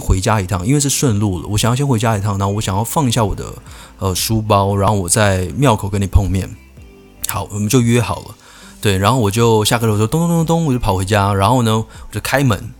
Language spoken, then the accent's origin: Chinese; Keelung, Taiwan; 我是基隆人，所以我那时候我读的国小呢，在一个，呃，小山坡上面